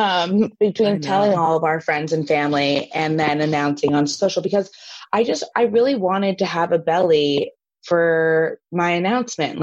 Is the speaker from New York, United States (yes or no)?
yes; New York City, New York, United States; as a New Yorker